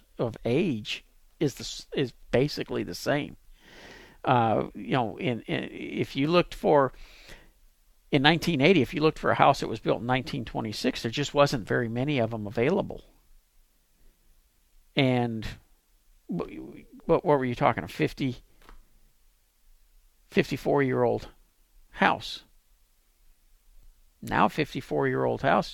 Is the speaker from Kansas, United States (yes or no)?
no; Pasadena, Texas, United States; moved away as an adult; now in Dallas, United States; I live in Dallas, but I grew up here in Pasadena.